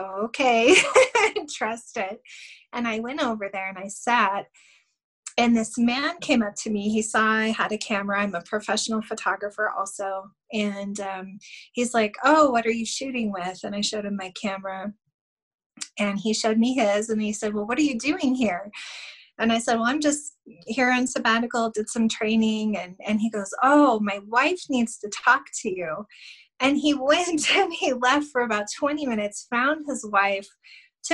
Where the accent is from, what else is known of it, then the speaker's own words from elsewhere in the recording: Wyoming, United States; I was from Wyoming. I'm from Wyoming